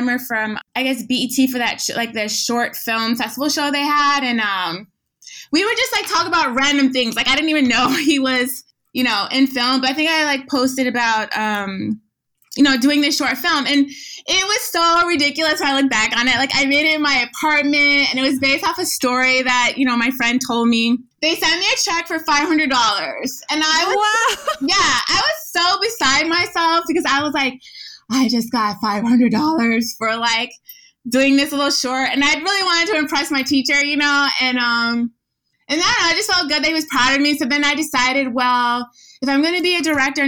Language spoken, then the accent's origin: English; United States; growing up in the United States